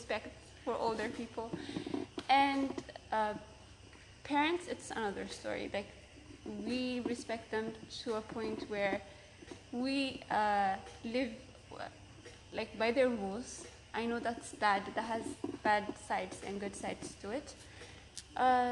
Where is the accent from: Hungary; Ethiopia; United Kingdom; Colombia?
Ethiopia; moved away as an adult; now in United States; I'm also from Ethiopia